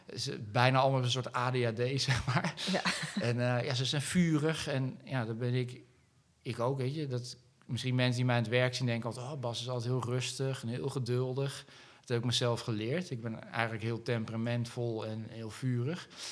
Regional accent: Netherlands; ik ben wel een Nederlander

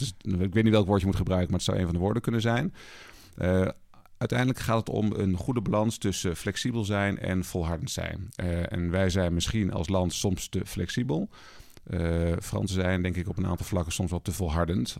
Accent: Twente, Overijssel, Netherlands; moved away as an adult; also born or lived in Rotterdam; Ik ben opgegroeid in Twente, wat natuurlijk een hele veilige omgeving was voor mij

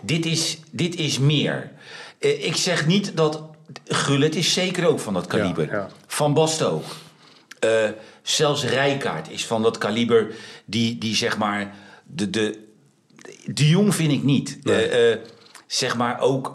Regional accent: Netherlands; wij zijn Nederlanders

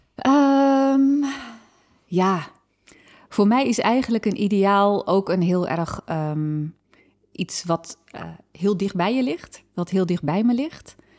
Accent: Harderwijk, Gelderland, Netherlands; in Harderwijk, waar ik ben opgegroeid

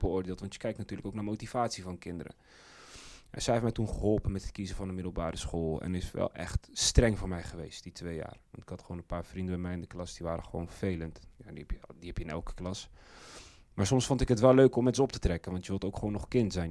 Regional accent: Zeist, Utrecht, Netherlands; bij ons in Zeist

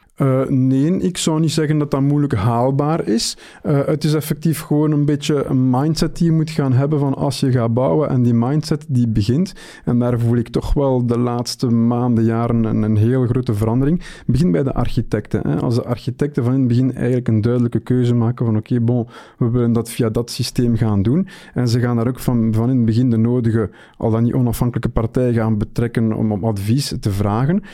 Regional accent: Belgium; bij ons in de Belgische eh, markt

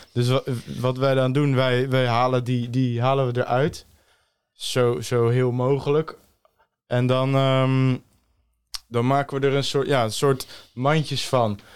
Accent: Stellendam, South Holland, Netherlands; Ik kom uit Stellendam

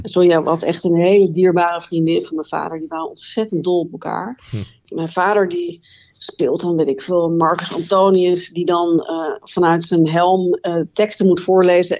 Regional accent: Het Gooi, North Holland, Netherlands; ik ben opgegroeid in het Gooi

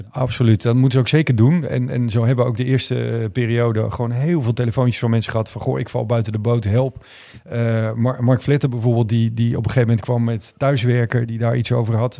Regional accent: Groningen, Netherlands; ik ben geboren in Groningen.

